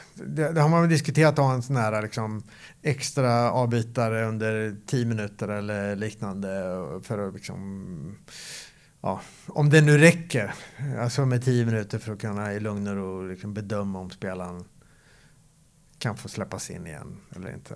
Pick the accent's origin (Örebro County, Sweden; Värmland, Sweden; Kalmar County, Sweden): Örebro County, Sweden; Örebro; moved away as an adult; also born or lived in Gothenburg; Jag är uppväxt i, i Örebro